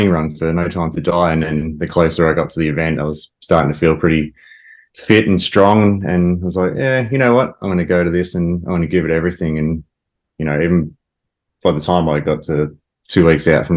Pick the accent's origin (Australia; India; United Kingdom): Australia; Ballarat, Victoria; I grew up in Ballarat